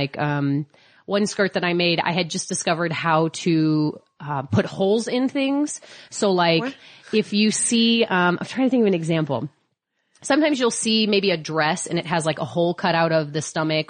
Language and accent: English; St. Louis, Missouri, United States; moved away; Because I'm from St. Louis.